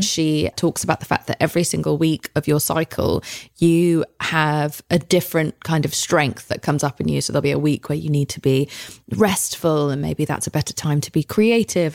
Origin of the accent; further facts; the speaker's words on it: England, United Kingdom; moved away as an adult; now in United States; as an English person coming here